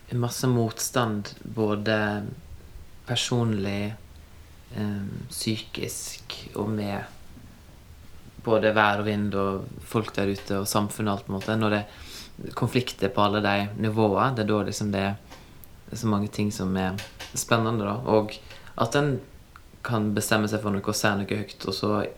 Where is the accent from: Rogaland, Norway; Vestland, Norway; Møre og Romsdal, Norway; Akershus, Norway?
Vestland, Norway; Førde; moved away; det har gått bra med meg som kom fra Førde